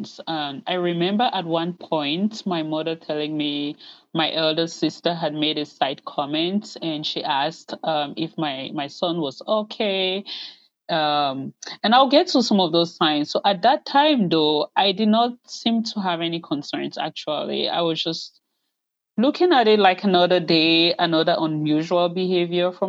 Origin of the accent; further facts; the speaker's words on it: Cameroon; moved away as an adult; now in United States; I'm originally from Cameroon in West Central Africa, but I have lived in the U.S. since 2006.